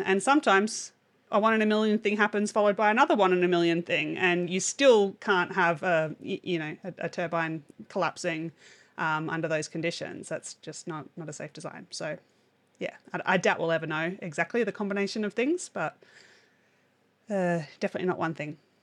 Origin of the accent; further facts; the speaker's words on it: Australia; as an Australian